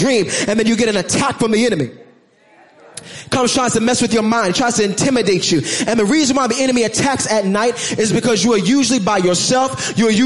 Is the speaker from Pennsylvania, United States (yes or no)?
no; New York City, New York, United States; I'm from Brooklyn